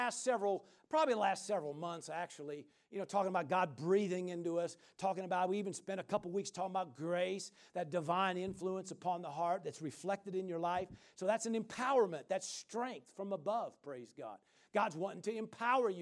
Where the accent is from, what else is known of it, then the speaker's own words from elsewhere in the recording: Midwest, United States; I grew up, like I said, in the Midwest, and we grew up in Tornado Alley